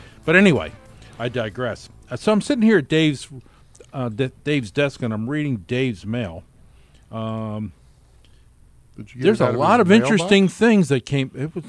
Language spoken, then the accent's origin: English; Philadelphia, Pennsylvania, United States; Philadelphia, my hometown.